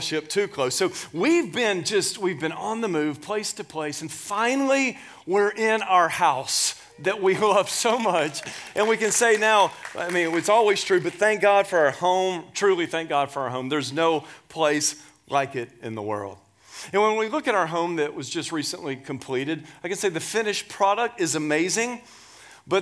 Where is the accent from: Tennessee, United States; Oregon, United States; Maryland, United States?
Tennessee, United States; Nashville; moved away as an adult; also born or lived in Alabama / Scottsdale, Arizona / Tempe, Arizona / Dallas, Texas; I was born and raised in Nashville, Tennessee